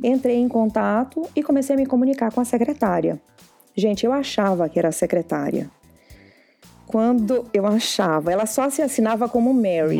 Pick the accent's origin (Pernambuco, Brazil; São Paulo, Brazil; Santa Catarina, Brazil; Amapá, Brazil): Amapá, Brazil; moved away as an adult; now in Ottawa, Canada; eu sou do Amapá, né, norte do Brasil